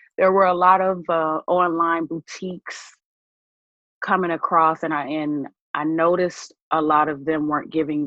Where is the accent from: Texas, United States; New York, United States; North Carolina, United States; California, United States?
New York, United States; Buffalo; moved away as an adult; also born or lived in Atlanta, Georgia; now in Tampa, United States; I was actually born in Atlanta, Georgia, many years ago. But I will actually say that I was raised in Buffalo, New York